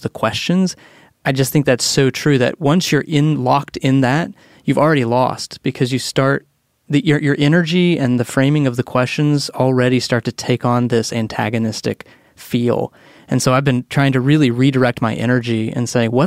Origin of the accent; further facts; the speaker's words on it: Texas, United States; moved away; I'm from Texas and definitely have a lot of family there